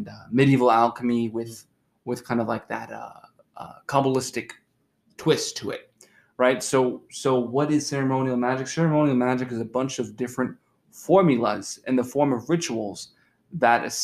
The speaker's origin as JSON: {"language": "English", "country": "United States", "said": "as Americans, people growing up in the West"}